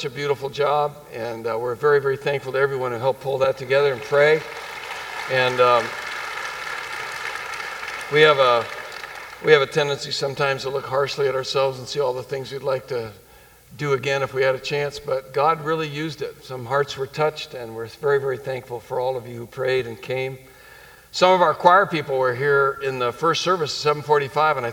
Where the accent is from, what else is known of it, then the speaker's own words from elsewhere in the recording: New England, United States; growing up in New England